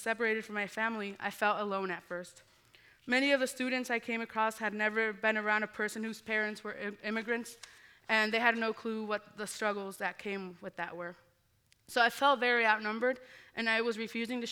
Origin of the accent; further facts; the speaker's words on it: Muscatine, Iowa, United States; I grew up in Muscatine, Iowa